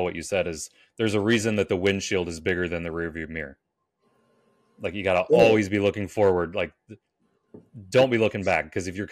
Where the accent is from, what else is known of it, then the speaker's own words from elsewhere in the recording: Iowa, United States; my home state of Iowa